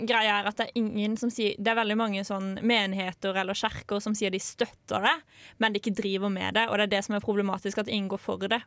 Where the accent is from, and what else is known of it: Sørlandet, Agder, Norway; moved away as an adult